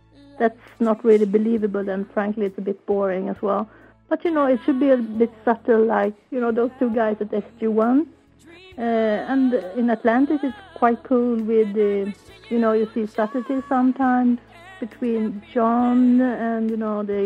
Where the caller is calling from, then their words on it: Sweden; I'm calling from Sweden.